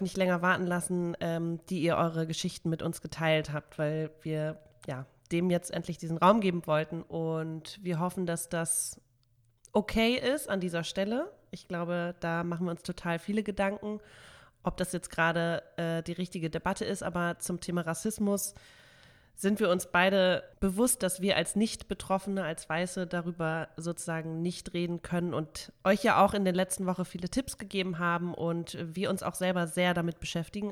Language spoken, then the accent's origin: German; Hamburg, Germany; bei uns in Hamburg